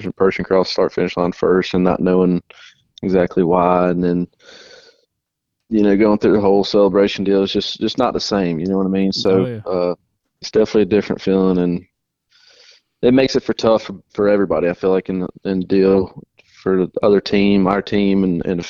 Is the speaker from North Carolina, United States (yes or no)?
yes; Trinity, North Carolina, United States; I'm originally from Trinity, North Carolina